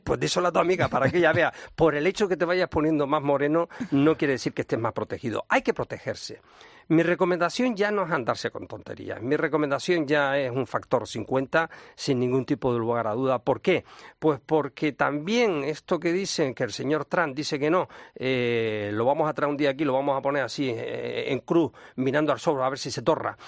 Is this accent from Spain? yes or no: yes; Las Palmas de Gran Canaria, Canary Islands, Spain; a mi tierra, fíjate. En Canarias, en Las Palmas de Gran Canaria